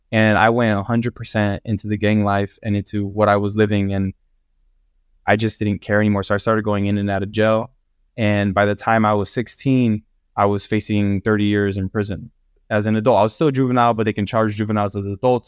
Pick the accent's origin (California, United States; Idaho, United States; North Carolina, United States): California, United States; Los Angeles County; I grew up in Los Angeles County with a very abusive family